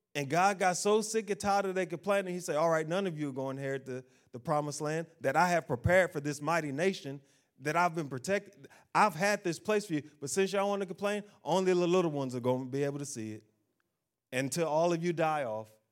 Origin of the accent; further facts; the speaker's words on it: United States; I'm an American